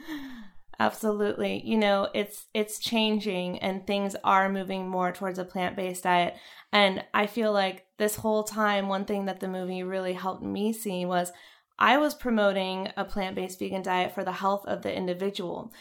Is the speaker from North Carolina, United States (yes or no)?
yes; North Carolina, United States; moved away; I was from North Carolina